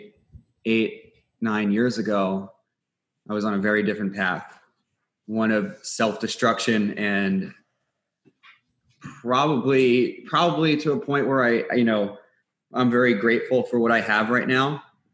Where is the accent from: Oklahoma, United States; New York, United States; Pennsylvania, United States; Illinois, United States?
New York, United States; New York City; I'm from Staten Island, New York